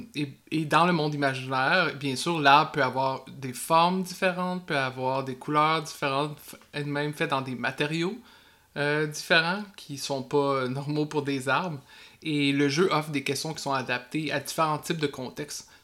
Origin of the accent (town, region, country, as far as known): Quebec, Canada